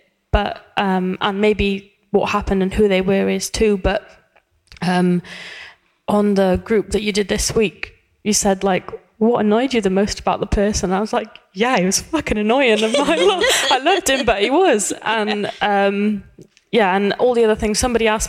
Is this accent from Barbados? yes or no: no; Wales, United Kingdom; accent: Welsh; My Welsh accent's